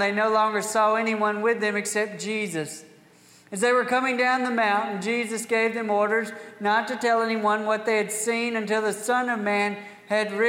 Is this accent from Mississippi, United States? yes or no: yes; Scott County, Mississippi, United States; now in Tate County, United States; I grew up in Scott County